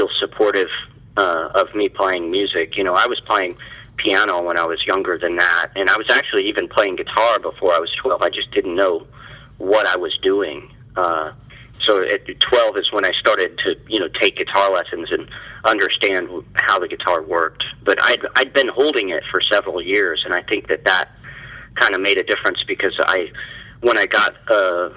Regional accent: Kansas, United States; also born or lived in Little Rock, Arkansas / Topeka, Kansas; moved to Kansas when I was about 4 years old

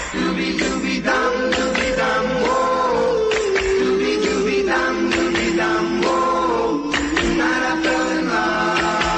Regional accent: New York City, New York, United States; when I was about 15 years old, I lived in Brooklyn, New York, in a little town called Brighton Beach.

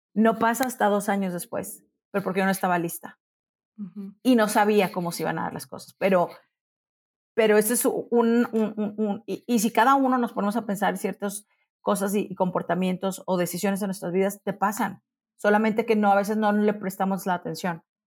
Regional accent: Monterrey, Nuevo León, Mexico; now in Mexico City, Mexico; Yo ya me acostumbré a pensar que soy de Monterrey

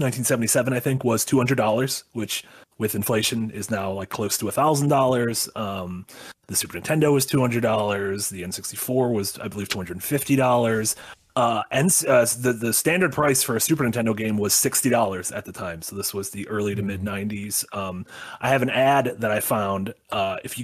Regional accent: United States; as an American

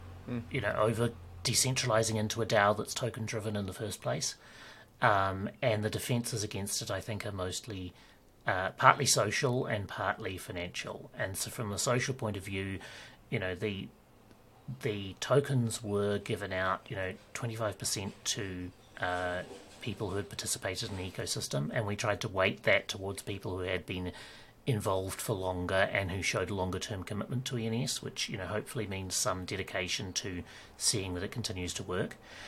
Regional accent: New Zealand; also born or lived in Ireland / Australia / United Kingdom; It's a combination of that and being a Kiwi and therefore having a slightly different dialect and all of our own slang and stuff. And having, like, I've lived in New Zealand, Ireland, Australia and the UK

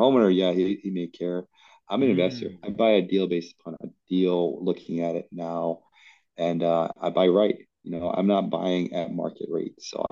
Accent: Hawaii, United States; I come from Hawaii

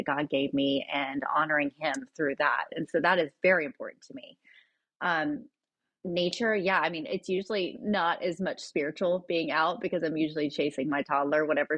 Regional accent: Kingsport, Tennessee, United States; now in Nashville, United States; a place that I grew up in a small town in East Tennessee

